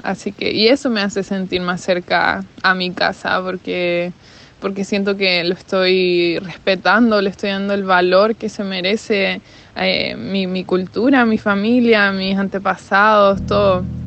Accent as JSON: {"language": "Spanish", "region": "Antofagasta", "country": "Chile", "moved": "yes", "lives_now": "Asheville, United States", "said": "me mudé desde Antofagasta, Chile, hacia Asheville, North Carolina"}